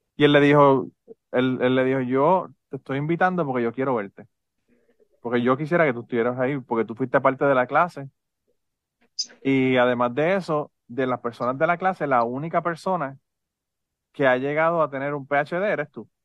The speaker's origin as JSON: {"language": "Spanish", "country": "Puerto Rico", "said": "si somos boricuas"}